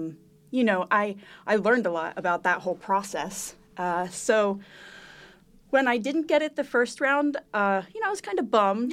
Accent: Montgomery County, Pennsylvania, United States; I grew up in Montgomery County

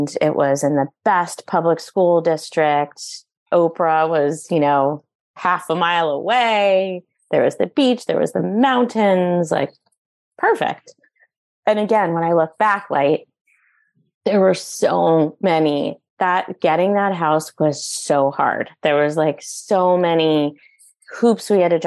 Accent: East Coast, United States; moved away; growing up on the East Coast

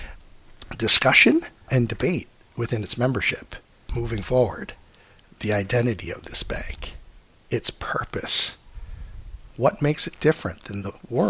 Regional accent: Canada; I come from Canada

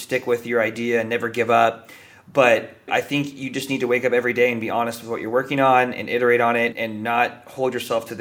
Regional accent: Bay Area, California, United States; I grew up in the Bay Area, which has got to be one of the most privileged places to grow up in the entire world

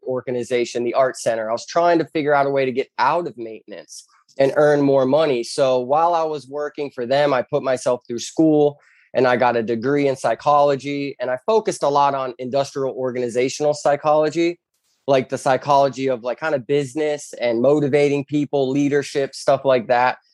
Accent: Bonita Springs, Florida, United States; I was born and raised in Bonita Springs, Florida

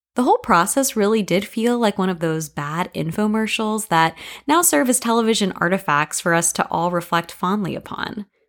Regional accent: Lake City, Florida, United States; My hometown, Lake City, has hosted the yearly A Lusty Battle Festival

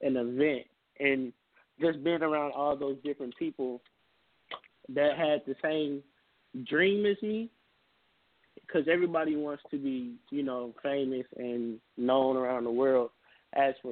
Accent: Little Rock, Arkansas, United States; I'm from Little Rock, Arkansas

